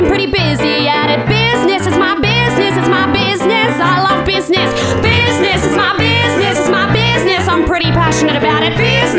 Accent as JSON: {"language": "English", "region": "Tasmania", "country": "Australia", "accent": "very country", "said": "I'm from Tasmania."}